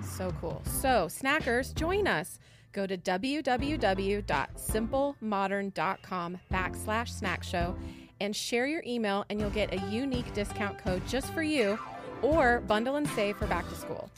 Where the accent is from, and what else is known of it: Washington, United States; born or raised there; moved away